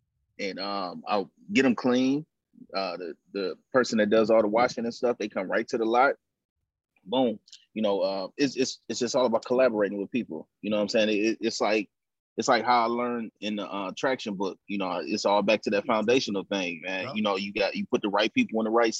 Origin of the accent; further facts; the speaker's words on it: Pontiac, Michigan, United States; also born or lived in Chicago, Illinois; now in Atlanta, United States; I'm originally from Chicago. And then I grew up in Pontiac, Michigan